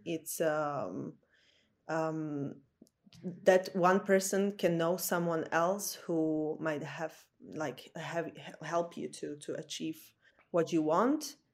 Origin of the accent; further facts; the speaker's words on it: Slovakia; moved away as an adult; now in Copenhagen, Denmark; originally I'm from Slovakia